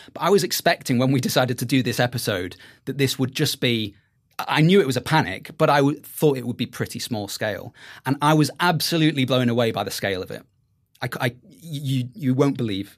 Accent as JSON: {"language": "English", "area": "Merseyside", "region": "North West England", "country": "United Kingdom", "tie": "born or raised there", "said": "I grew up in Merseyside"}